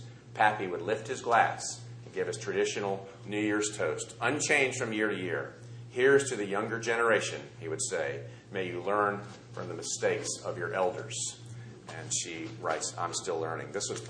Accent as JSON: {"language": "English", "region": "the South", "country": "United States", "tie": "born or raised there", "said": "as having grown up in the South with a family sort of like his."}